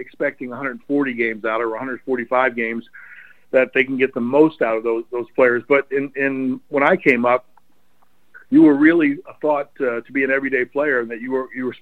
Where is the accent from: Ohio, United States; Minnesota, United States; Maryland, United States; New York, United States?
Maryland, United States; Baltimore area; it was really easy in the Baltimore area to be an Oriole fan